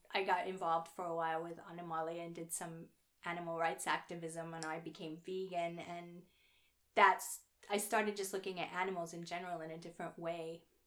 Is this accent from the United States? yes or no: yes; Oklahoma, United States; moved away; I'm from Oklahoma